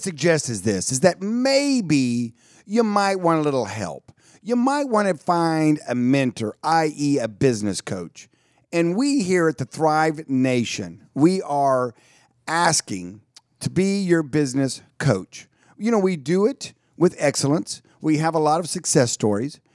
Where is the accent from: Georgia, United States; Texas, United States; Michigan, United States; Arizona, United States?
Texas, United States; Dallas; I was born in Dallas